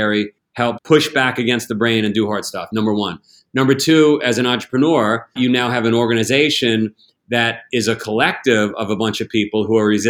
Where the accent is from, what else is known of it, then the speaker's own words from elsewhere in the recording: United States; as an American, as a global citizen